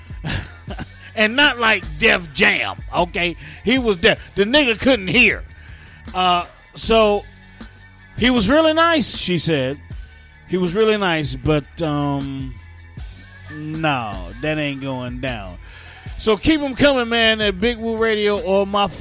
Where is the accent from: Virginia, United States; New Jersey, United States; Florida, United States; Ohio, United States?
New Jersey, United States; East Orange; I was born in East Orange, New Jersey